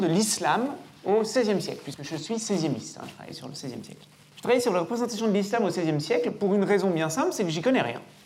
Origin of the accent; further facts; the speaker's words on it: Lyon, Auvergne-Rhône-Alpes, France; moved away; quand j'ai été recruté ici, dans ma bonne ville, dans ma ville natale